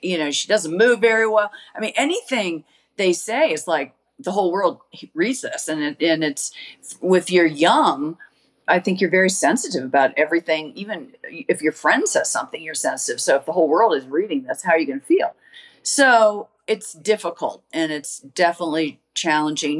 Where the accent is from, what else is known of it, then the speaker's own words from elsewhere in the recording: United States; I was from America